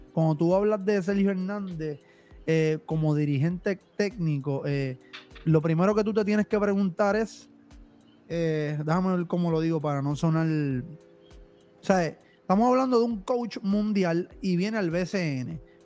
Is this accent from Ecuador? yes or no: no; Guaynabo, Puerto Rico; nosotros somos natural de Guaynabo